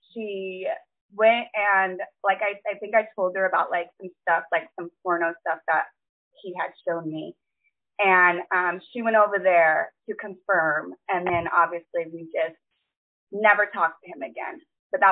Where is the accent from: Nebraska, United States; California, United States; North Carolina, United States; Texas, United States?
California, United States; moved away as an adult; now in South Carolina, United States; I am born and raised in California. I recently just moved, though, to South Carolina.